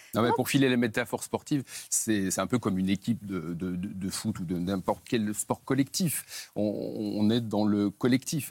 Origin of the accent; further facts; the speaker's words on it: Saint-Étienne, Auvergne-Rhône-Alpes, France; je suis né à Saint-Etienne, à quelques centaines de ah. mètres du Chaudron